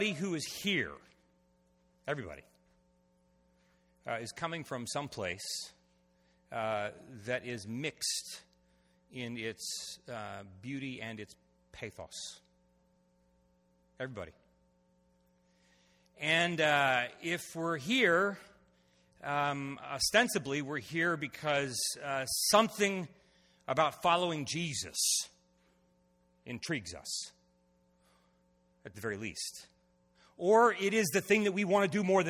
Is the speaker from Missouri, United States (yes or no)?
no; Ohio, United States; now in Washington, D.C., United States; I was born, reared in Ohio